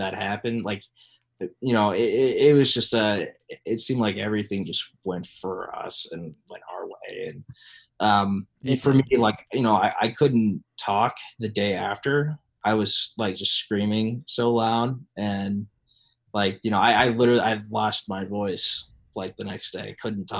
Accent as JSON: {"language": "English", "town": "Dayton", "region": "Ohio", "country": "United States", "tie": "born or raised there", "moved": "yes", "said": "I grew up in Southern Ohio"}